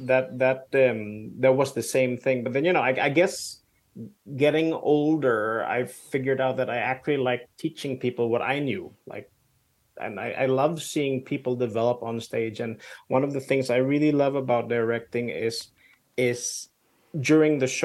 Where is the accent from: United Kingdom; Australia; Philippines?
Philippines; also born or lived in Denmark; now in Copenhagen, Denmark; I grew up in the Philippines, so I'm kind of half expat